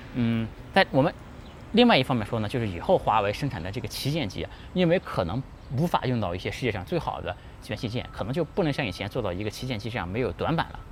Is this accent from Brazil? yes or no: no; China; 我们中国人不是一个战斗民族，但我们中国人真的不怂